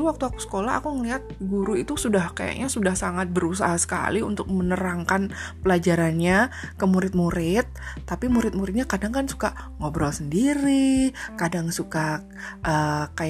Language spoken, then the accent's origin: Indonesian; Surakarta, Central Java, Indonesia; born there; aku harus pulang ke kota kelahiranku karena aku dapat kabar kalau uh, pada saat itu ayahku stroke gitu kan nah um, aku minta buat aku pindah ke radio aja gitu kebetulan radioku tempat aku kerja itu punya grup gitu kan ada grupnya jadi aku minta dipindah ke grup yang ada di Solo